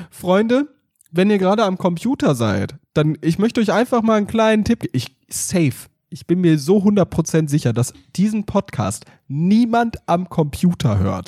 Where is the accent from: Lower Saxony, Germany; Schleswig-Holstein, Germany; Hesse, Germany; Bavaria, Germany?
Hesse, Germany; sagt man ja hier in Hessen. Ich bin ja waschechter Hesse